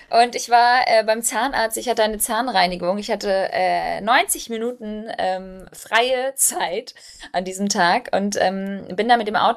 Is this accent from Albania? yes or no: yes; Albania; now in Germany; Ich bin Albanerin, meine Mama hat albanische Kinderlieder gesungen.